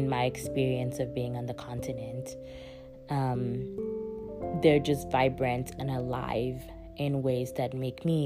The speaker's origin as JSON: {"language": "English", "town": "Calabar", "region": "Cross River", "country": "Nigeria", "tie": "born or raised there", "moved": "yes", "lives_now": "Oakland, United States", "said": "the city I grew up in, Calabar"}